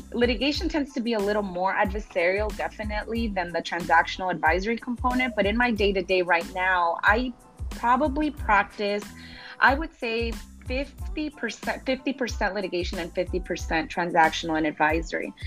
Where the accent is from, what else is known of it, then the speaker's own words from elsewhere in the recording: Los Angeles, California, United States; moved away as an adult; now in Long Beach, United States; I'm originally from South